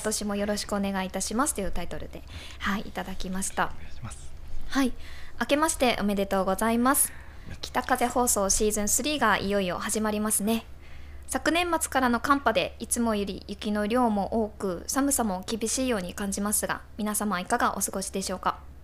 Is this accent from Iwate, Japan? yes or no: yes; Morioka, Iwate, Japan; now in Nishiwaga, Japan; 盛岡出身で、まあ、寒い地域出身